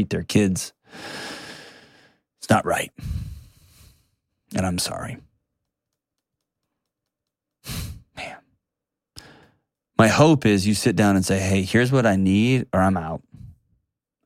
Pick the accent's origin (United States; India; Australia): United States; Texas; I grew up in Texas